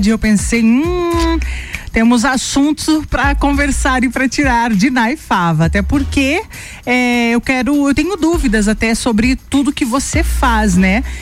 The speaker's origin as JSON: {"language": "Portuguese", "town": "Lages", "region": "Santa Catarina", "country": "Brazil", "tie": "born or raised there", "said": "Sim, sou natural de Lages. Sempre morou aqui? Sempre morei aqui."}